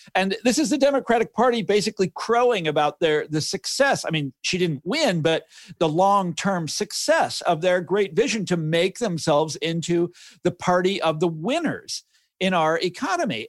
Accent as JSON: {"language": "English", "town": "Kansas City", "country": "United States", "tie": "born or raised there", "moved": "yes", "lives_now": "Washington, D.C., United States", "said": "when I was growing up, growing up in Kansas City, we were the, um, antithesis of New York"}